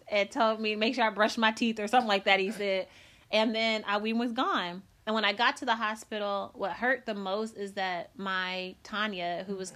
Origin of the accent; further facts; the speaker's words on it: Decatur, Illinois, United States; moved away; I came from Decatur, Illinois. I'm born and raised there.